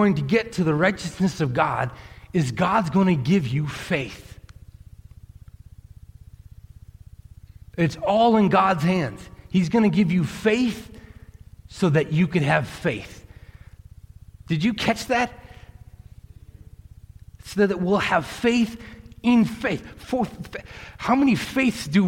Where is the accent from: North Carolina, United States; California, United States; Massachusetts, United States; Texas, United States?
Massachusetts, United States; Millis; When I was growing up in Massachusetts